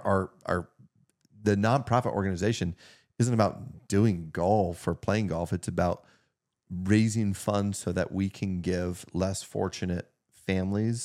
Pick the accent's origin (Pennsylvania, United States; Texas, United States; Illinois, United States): Pennsylvania, United States; Meadville; we grew up outside of Meadville